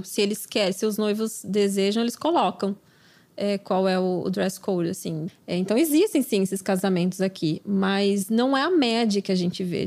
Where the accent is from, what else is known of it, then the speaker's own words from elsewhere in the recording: Brazil; moved away; aquela coisa que a gente faz, né, como brasileira